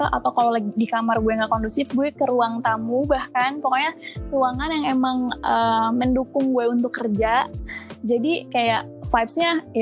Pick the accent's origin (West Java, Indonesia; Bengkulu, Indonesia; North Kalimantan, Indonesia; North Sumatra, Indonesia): West Java, Indonesia; Bandung; now in Jakarta, Indonesia; karena kan uh, gue sebenarnya asal Bandung.